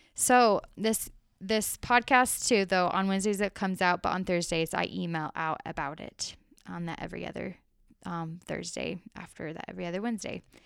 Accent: Arizona, United States; I grew up that way in Arizona. I lived in a smaller town in the country in Arizona

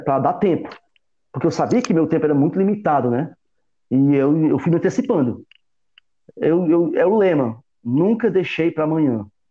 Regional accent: Northeast Region, Brazil; como nordestino que sou, como um, cara, um sertanejo que sou

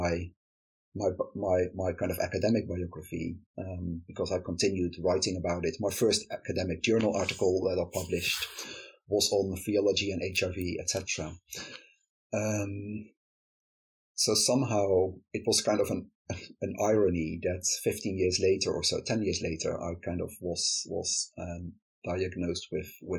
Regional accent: Netherlands; moved away as an adult; now in United Kingdom; I am from the Netherlands, where I grew up and lived for the first 20... When did I move to the UK? For the first 30 years or so of my life.

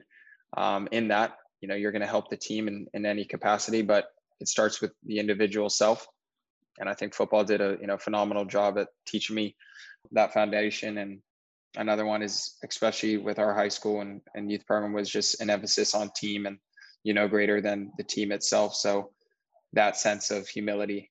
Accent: Sacramento, California, United States; Sacramento, my hometown, has a pretty decent size youth program

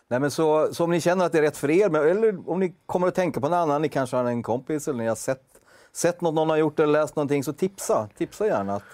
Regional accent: Umeå, Västerbotten County, Sweden; Jag kommer från Umeå.

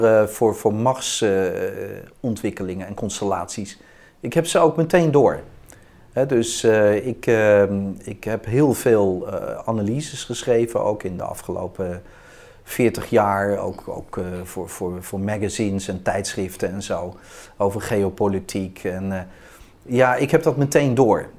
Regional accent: Utrecht, Netherlands; ben ik in Utrecht geboren en getogen.

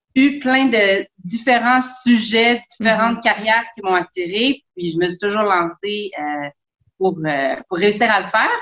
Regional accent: Longueuil, Quebec, Canada; moved away as an adult; je viens en fait de Longueuil

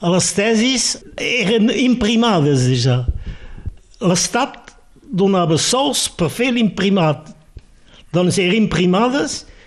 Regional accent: Perpignan, Occitania, France; born or raised there; first language Catalan; also born or lived in Sant Jaume

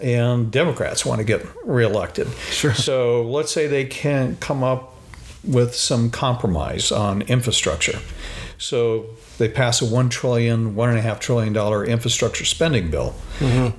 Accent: Phoenix, Arizona, United States; I grew up in Phoenix, Arizona

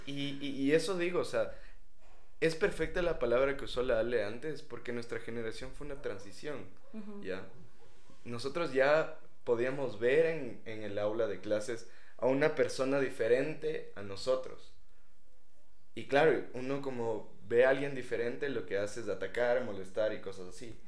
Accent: Ecuador

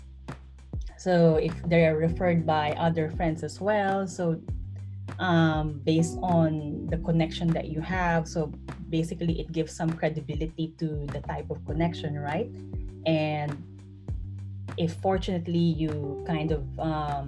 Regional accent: Bacoor, Calabarzon, Philippines; moved away as an adult; also born or lived in Singapore / San Jose, California, United States / London, United Kingdom / Basel, Switzerland; now in Zurich, Switzerland; I'm originally from Bacoor, Cavite in the Philippines.

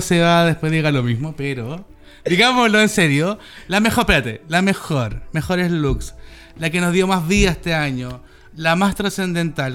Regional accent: Chile

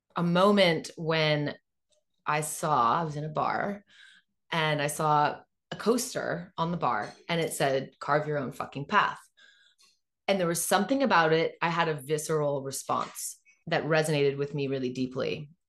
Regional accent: Northern California, United States; moved away as an adult; now in Portugal; I'm from Northern California, it's freezing cold

